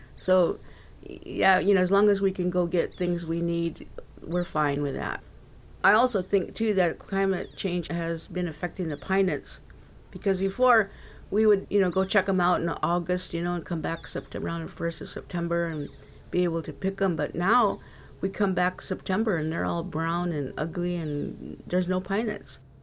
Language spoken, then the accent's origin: English; Timbisha, California, United States; we call our home Timbisha because we are Timbisha, we're from Timbisha